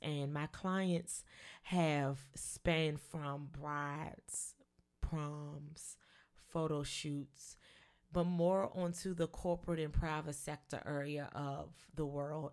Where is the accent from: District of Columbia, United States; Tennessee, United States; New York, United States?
District of Columbia, United States; Washington; I am a native Washingtonian. I was born and raised in Washington, D C